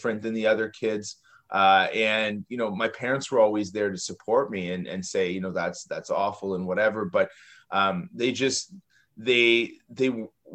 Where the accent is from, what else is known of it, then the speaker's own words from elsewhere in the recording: Toronto, Ontario, Canada; I grew up in Toronto, Canada